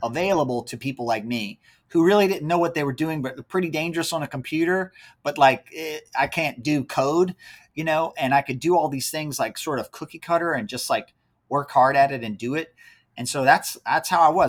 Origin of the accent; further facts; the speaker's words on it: near Charlottesville, Central Virginia, United States; now in North Carolina, United States; my wife and I both are from Central Virginia, so up near the Charlottesville area. Born and raised there.